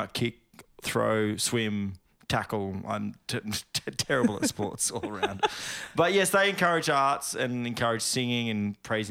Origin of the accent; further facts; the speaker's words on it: Sydney, New South Wales, Australia; born there; also born or lived in Bourke / Oakey; I was born in Sydney. And then we moved to Bourke to pursue teaching the world Jesus, basically.